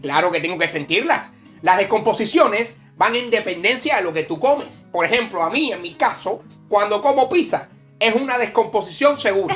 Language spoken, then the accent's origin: Spanish; Cuba; mi paisano